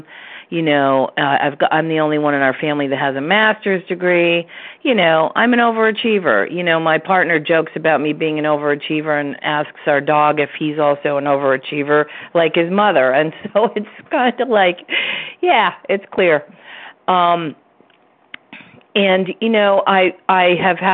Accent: Vermont, United States; we're both from Vermont

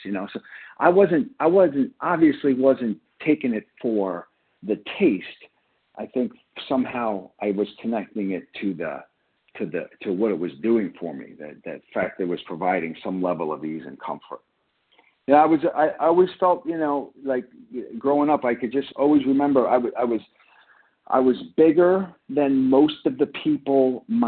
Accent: Long Island, New York, United States; I grew up in Long Island, and, you know, I grew up in a blue collar neighborhood

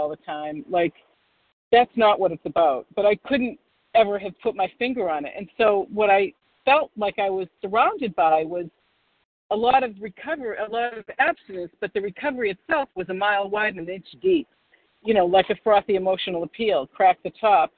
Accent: Boston, Massachusetts, United States; I'm from Boston, the Boston area

